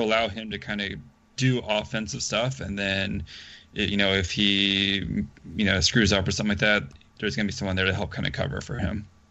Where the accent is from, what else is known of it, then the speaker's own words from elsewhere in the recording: the South, United States; I'm from the South